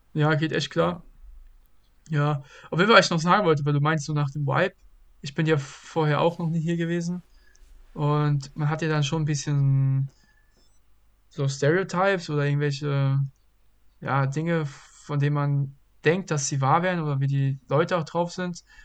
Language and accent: German; Bad Vilbel, Hesse, Germany; moved away as an adult; also born or lived in Brazil; now in Lancaster, United States; nach Hause, nach Vilbel, meine Heimat